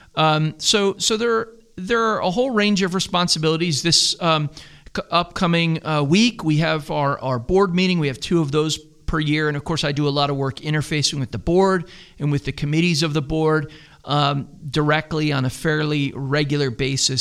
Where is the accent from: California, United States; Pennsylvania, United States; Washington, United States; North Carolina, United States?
Pennsylvania, United States; Philadelphia; moved away as an adult; now in Greenville, United States; We're both from the Philadelphia area